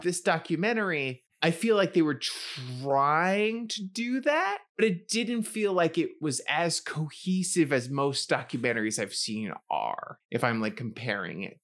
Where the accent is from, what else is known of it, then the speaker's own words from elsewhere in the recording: New York City, New York, United States; I was growing up in the Bronx